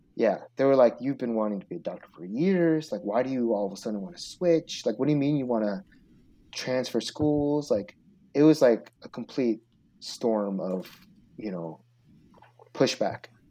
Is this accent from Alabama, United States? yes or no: no; Seattle, Washington, United States; also born or lived in Chicago; I was born in Chicago, but my dad went to the University of Washington. Um, and so he, so we grew, I grew up in Seattle